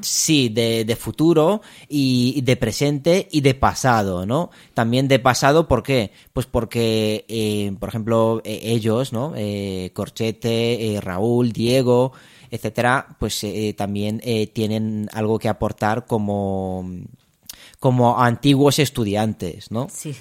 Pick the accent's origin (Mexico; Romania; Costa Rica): Romania; also born or lived in Madrid, Spain; now in Spain; soy, soy de Rumanía. Em, me vine ya hace, hace muchos años a España